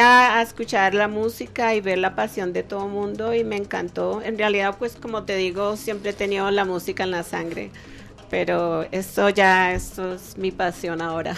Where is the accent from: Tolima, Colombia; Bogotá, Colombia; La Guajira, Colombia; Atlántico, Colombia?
Bogotá, Colombia; moved away as an adult; now in United States; Yo soy Rola, yo soy bogotana.